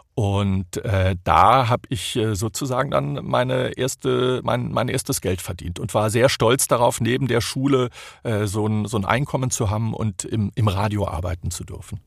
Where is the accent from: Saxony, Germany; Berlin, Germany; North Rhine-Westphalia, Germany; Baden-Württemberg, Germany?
Baden-Württemberg, Germany; near Stuttgart; accent: Swabian; moved away as an adult; now in Silicon Valley, United States; Ich bin ja äh, aus der Nähe von Stuttgart, dort geboren und aufgewachsen